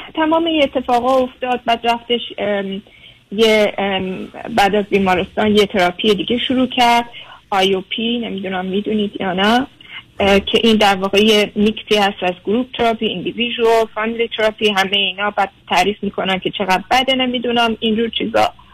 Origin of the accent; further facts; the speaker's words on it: Germany; moved away as an adult; now in United States; من خودم در آلمان بزرگ شدم